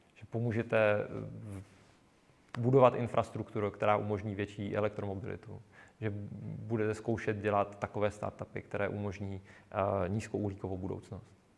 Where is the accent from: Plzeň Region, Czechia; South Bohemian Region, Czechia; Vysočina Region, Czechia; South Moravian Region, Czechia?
South Moravian Region, Czechia; Já jsem z Jižní Moravy